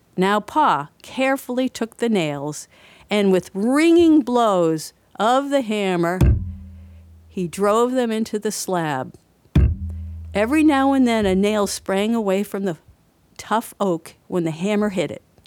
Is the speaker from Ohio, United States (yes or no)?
no; Franklin, Massachusetts, United States; born or raised there